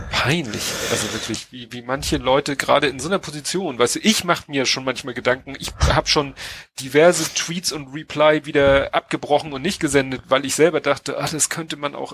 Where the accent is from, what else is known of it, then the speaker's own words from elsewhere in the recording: Hamburg, Germany; Äh, gut, wir als Hamburger mit unserer Elbphilharmonie ja, mhm. klar